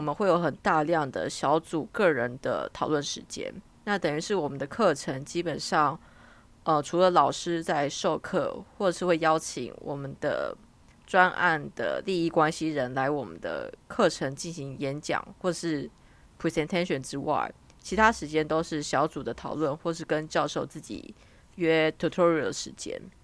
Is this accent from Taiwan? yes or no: yes; Taiwan; moved away as an adult; now in United Kingdom; 作为台湾人最大的好处大概就是介于两者之间